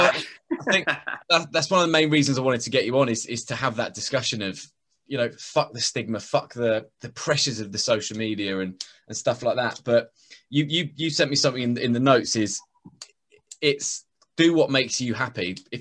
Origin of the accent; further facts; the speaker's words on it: Welsh, Wales, United Kingdom; I'm Welsh, mate.